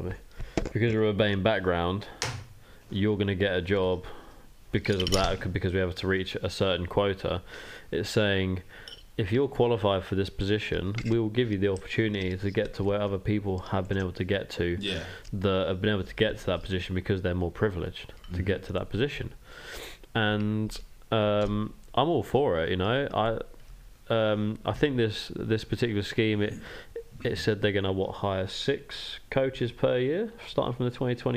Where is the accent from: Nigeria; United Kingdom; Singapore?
United Kingdom; Burton upon Trent, West Midlands; I come from Burton. I was born in Burton.